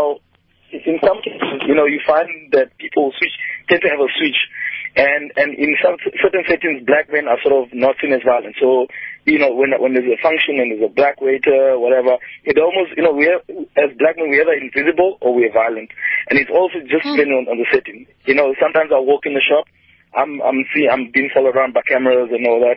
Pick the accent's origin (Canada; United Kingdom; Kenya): Kenya; now in Cape Town, South Africa; I'm originally from Kenya